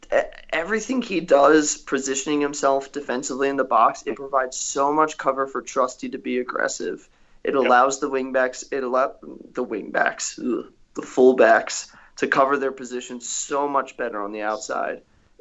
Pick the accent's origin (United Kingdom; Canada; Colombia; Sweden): United Kingdom; England; also born or lived in West Virginia, United States; Well, I'm from England, and I decided, you know, it'd be great for my education. Let's go to West Virginia.